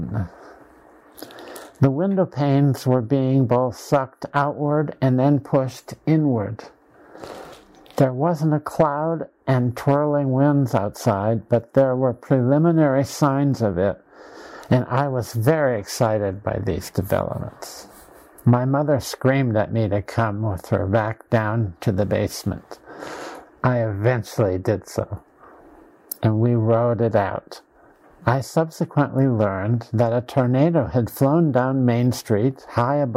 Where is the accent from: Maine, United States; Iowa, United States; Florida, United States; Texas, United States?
Iowa, United States; Dysart; my hometown of Dysart, Iowa